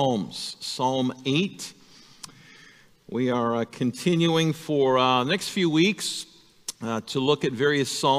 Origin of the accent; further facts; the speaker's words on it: El Segundo, California, United States; now in Ripon, United States; I grew up in Southern California, in a little town called El Segundo